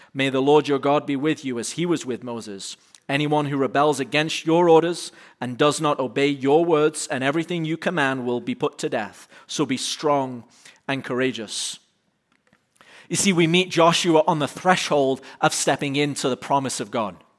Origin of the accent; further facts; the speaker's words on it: United Kingdom; now in United States; as a Brit